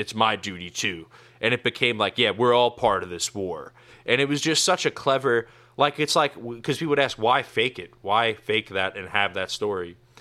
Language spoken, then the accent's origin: English; New York, United States; I grew up in New York